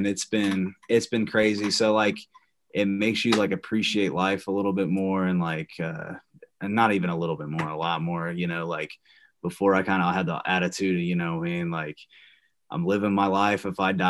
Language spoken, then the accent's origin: English; Shelbyville, United States; my mom actually met a wrestler in my hometown